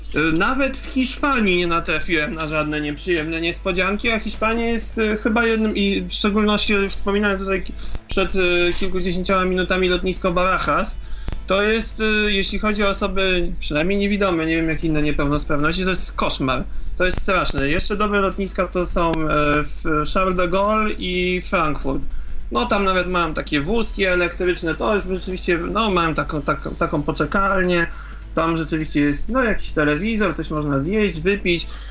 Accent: Poland; jestem z Polski

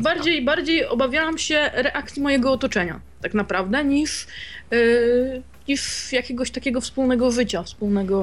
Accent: a small town near Wrocław, Lower Silesian Voivodeship, Poland; ja jestem z małej miejscowości spod Wrocławia

